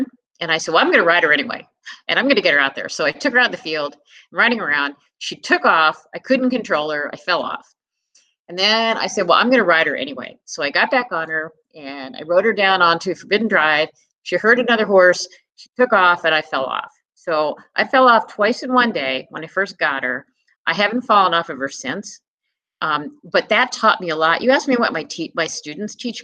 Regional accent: Philadelphia, Pennsylvania, United States; moved away; also born or lived in New England; when I was growing up in Philadelphia

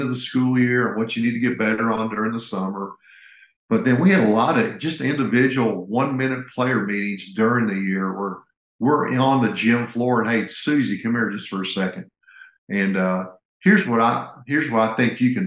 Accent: Indiana, United States; moved away; I grew up in Indiana.

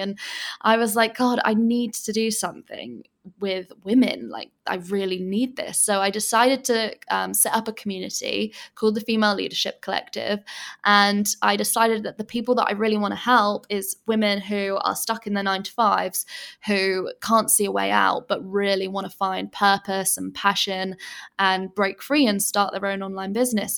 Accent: England, United Kingdom; moved away as an adult; now in Bali, Indonesia; I'm originally from England, as you can probably tell by my accent, but I actually live in Bali, and I have done for the past three years

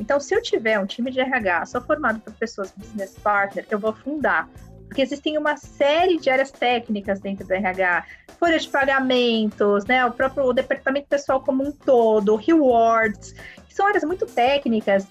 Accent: Brazil; a gente é brasileiro

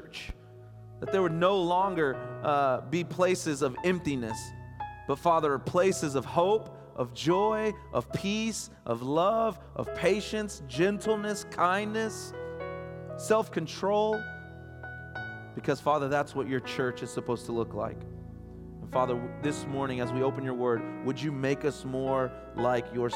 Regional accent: Borger, Texas, United States; now in Midland, United States; I'm from Borger, Texas

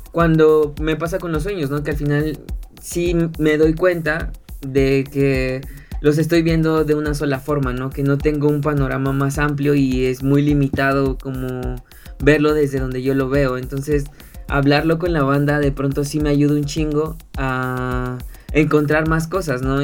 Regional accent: Ecatepec, State of Mexico, Mexico; soy de Ecatepec

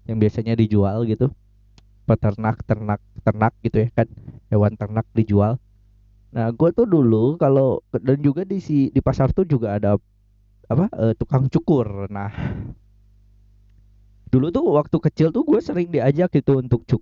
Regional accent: West Java, Indonesia; gue yang Sundanya tidak tidak tidak sekental itu meskipun gue lahir dan besar di Sunda dan tidak secinta itu gue sama budaya Sunda

